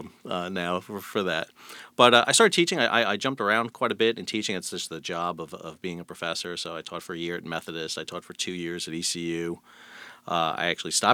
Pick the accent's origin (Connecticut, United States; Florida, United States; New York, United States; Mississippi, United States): New York, United States; South Shore, Long Island; also born or lived in Brooklyn, New York; I grew up in New York, Southern Shore, Long Island, New York, born in Brooklyn, so I was a New York kid.